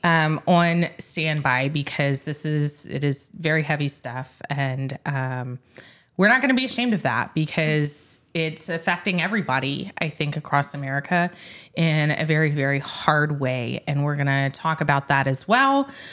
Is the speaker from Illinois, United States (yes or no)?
no; Middle Tennessee, United States; moved away; I grew up in Middle Tennessee